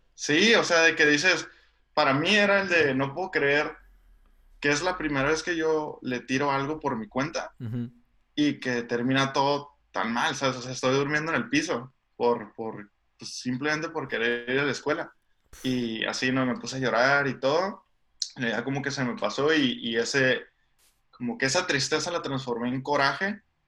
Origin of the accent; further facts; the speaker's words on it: Tijuana, Baja California, Mexico; moved away as an adult; also born or lived in San Diego, United States; yo crecí en, Tijuana. O sea, nací en San Diego, entonces, este, pero sí crecí en, Tijuana toda la vida.